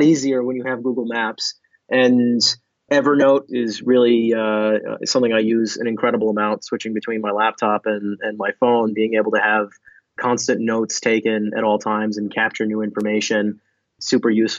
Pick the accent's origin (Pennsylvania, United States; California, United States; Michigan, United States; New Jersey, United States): New Jersey, United States; I'm from New Jersey